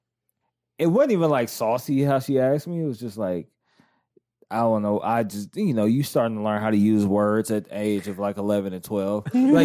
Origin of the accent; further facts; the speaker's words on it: the South, United States; I grew up in the South